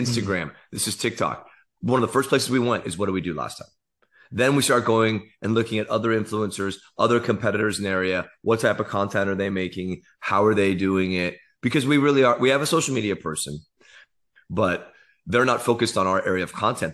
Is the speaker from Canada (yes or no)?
no; Silicon Valley, California, United States; I grew up in the Silicon Valley